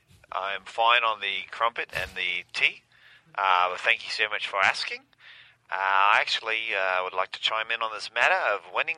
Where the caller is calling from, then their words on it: Perth, Western Australia, Australia; I'm calling from Perth, Australia.